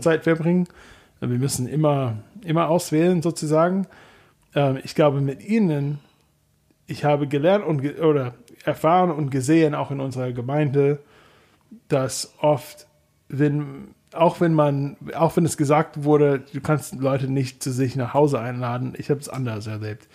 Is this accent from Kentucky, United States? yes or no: yes; Kentucky, United States; German is a second language; moved away as an adult; now in Germany; in meiner Heimatstadt in Kentucky